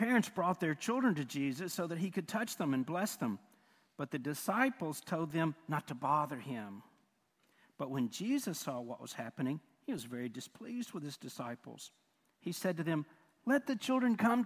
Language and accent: English; United States; we, not just as Americans, but even as American Christians